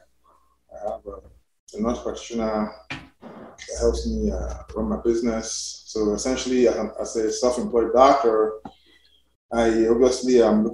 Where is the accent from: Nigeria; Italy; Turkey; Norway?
Nigeria; also born or lived in United Kingdom; now in United States; I'm Nigerian, by although I'm now a naturalized American. But I actually came from UK to do my residence in the US